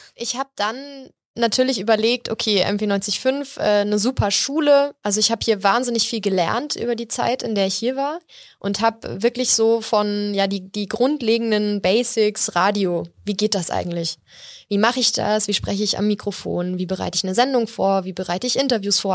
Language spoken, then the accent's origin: German; Munich, Bavaria, Germany; ich bin hier geboren und aufgewachsen